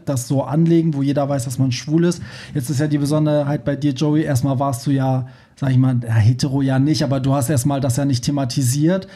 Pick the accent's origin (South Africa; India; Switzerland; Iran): Iran; now in Germany; da, wo ich herkomme